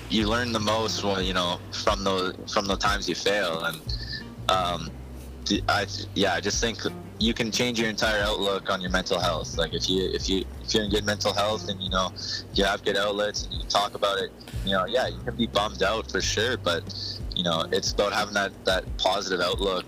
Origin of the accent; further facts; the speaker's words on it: Olds, Alberta, Canada; I went back to Olds, which is you know a small town where I grew up